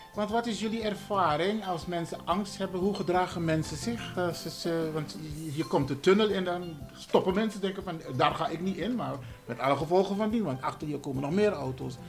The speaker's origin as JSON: {"language": "Dutch", "country": "Suriname", "moved": "yes", "lives_now": "Netherlands", "said": "ik, ik, ik kom natuurlijk uit Suriname"}